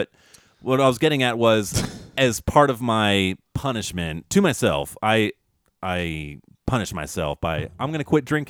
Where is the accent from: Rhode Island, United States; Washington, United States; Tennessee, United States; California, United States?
California, United States; us Cali boys